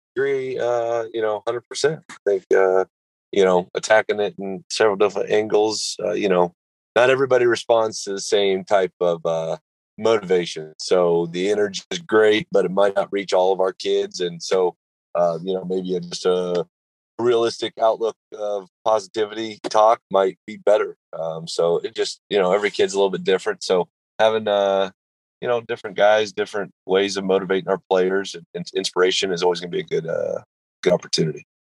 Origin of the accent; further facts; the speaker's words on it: Kansas, United States; moved away; I'm from Kansas originally, so um, having the opportunity to move back closer to family